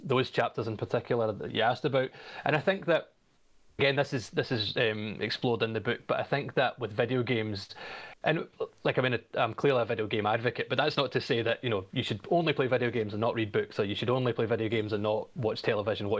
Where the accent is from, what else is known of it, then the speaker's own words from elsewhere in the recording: Glasgow, Scotland, United Kingdom; also born or lived in Australia; I'm from Glasgow. I was born in 1986. I'm 35. Mm-hmm. I spent most of my childhood growing up in the 90s in the west of Scotland